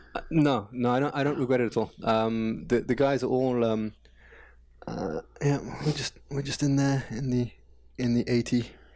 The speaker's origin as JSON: {"language": "English", "region": "London", "country": "United Kingdom", "first_language": "English", "moved": "as an adult", "lives_now": "Paris, France", "said": "I come from London. I, I moved to, to Paris in two thousand and one"}